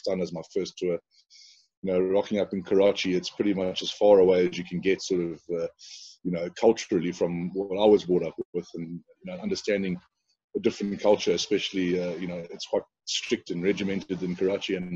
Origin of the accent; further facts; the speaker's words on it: South Africa; moved away as an adult; as a South African guy